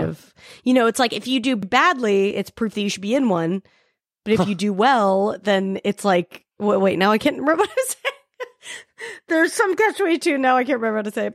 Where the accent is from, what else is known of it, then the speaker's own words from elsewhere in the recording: Salt Lake City, Utah, United States; I grew up in Salt Lake City